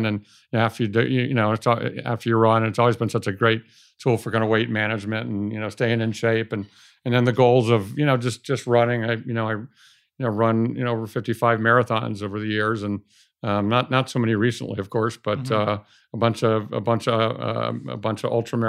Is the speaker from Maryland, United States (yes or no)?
no; Cleveland, Ohio, United States; I mean, I drew a circle around a 300-mile radius of Cleveland thinking that I was going to find a business to buy in that circle, and I found one in Los Angeles